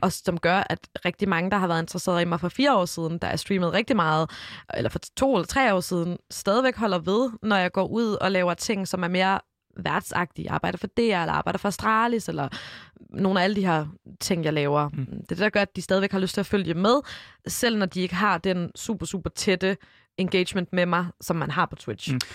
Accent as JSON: {"language": "Danish", "town": "Odense", "region": "Southern Denmark", "country": "Denmark", "tie": "born or raised there", "said": "jeg er jo både lavet og født og opvokset i Odense"}